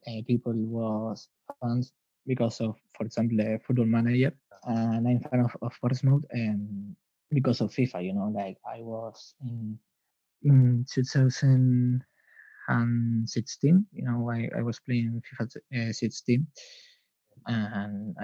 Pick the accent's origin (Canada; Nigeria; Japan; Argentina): Argentina; Buenos Aires; English is a second language; I'm from Argentina